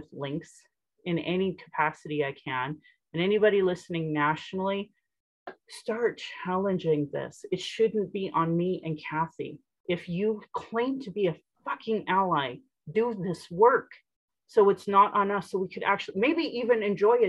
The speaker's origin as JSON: {"language": "English", "town": "Sylvan Lake", "region": "Alberta", "country": "Canada", "tie": "born or raised there", "lives_now": "Calgary, Canada", "said": "I grew up in Sylvan Lake, and down the street in Innisfail"}